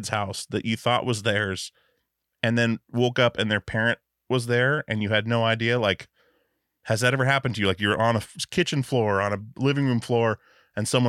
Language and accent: English; Alaska, United States; now in Portland, United States; I grew up in Alaska, so like, I've been in Portland since 2000